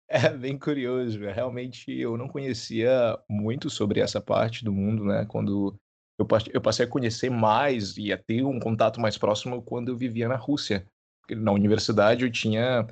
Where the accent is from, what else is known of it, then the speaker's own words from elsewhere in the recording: Parauapebas, Pará, Brazil; eu sou do Pará. Eu nasci no interior do Pará, bem no sul